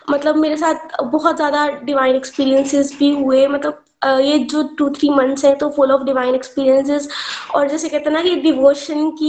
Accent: Pathankot, Punjab, India; मैं पठानकोट की रहने वाली हूँ

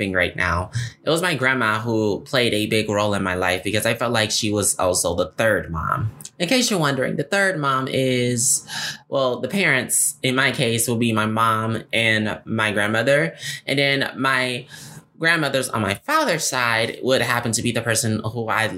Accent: Detroit, Michigan, United States; moved away as an adult; now in Lansing, United States; growing up in my hometown, Detroit, because growing up in Detroit for me was very interesting

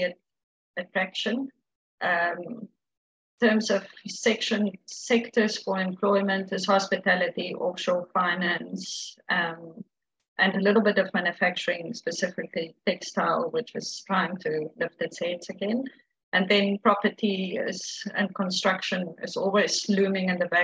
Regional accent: Cape Town, Western Cape, South Africa; moved away as an adult; also born or lived in Mauritius; now in Singapore; I'm originally from Cape Town, South Africa

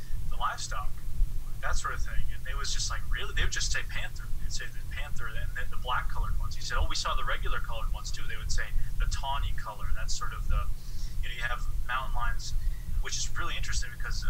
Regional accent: New Hampshire, United States; also born or lived in South Africa; growing up in New Hampshire

